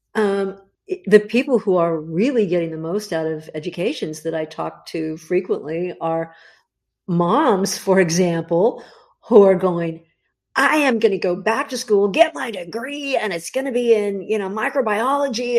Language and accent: English; Los Angeles, California, United States; I grew up in the Los Angeles area. Holly, I was born in Hollywood, actually, of all the nutty places to be born.